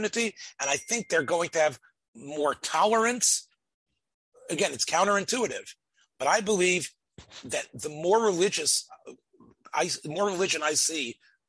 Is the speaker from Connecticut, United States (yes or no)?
no; Memphis, Tennessee, United States; as a boy growing up in Memphis, Tennessee